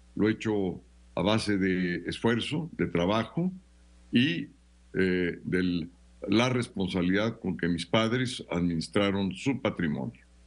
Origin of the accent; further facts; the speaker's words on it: Mexico; como miles y miles de mexicanas y mexicanos que hicimos una carrera